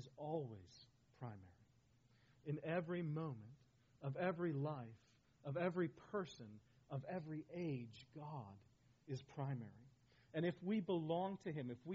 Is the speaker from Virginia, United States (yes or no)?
no; Colorado, United States; When I was a child growing up in Colorado